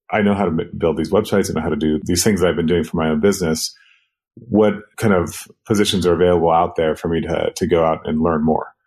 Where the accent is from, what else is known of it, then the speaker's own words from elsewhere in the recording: Sudan; also born or lived in Kenya; I grew up between Sudan and Kenya. Basically, the war got bad in South Sudan, so we moved to Kenya. And then from there, we moved to Khartoum in northern Sudan.